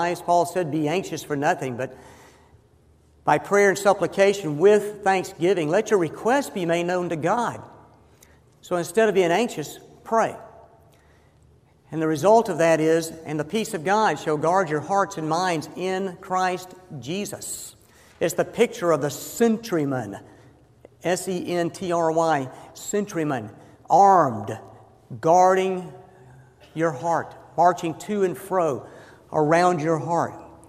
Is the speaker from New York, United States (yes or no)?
no; Georgia, United States; moved away as an adult; also born or lived in Fort Worth, Texas / Indianapolis, Indiana; this Georgia boy doing up here in all these northern cities?